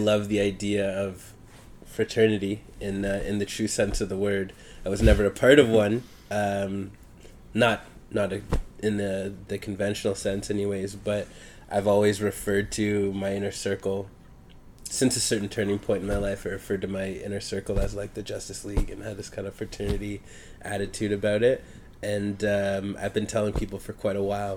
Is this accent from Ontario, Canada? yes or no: yes; Hamilton, Ontario, Canada; I grew up in Hamilton, Ontario.